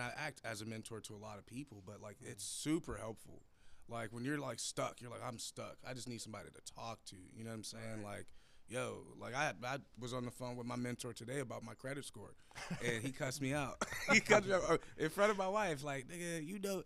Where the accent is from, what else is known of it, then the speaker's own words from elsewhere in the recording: Buffalo, New York, United States; now in Pittsburgh, United States; I'm actually from Buffalo, New York